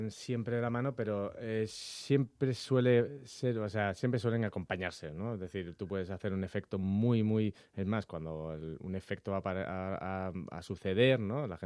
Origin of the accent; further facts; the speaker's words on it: Las Palmas, Canary Islands, Spain; yo soy de Las Palmas, yo nací en Las Palmas, aunque parezca que no tenga mucho acento, soy de allí.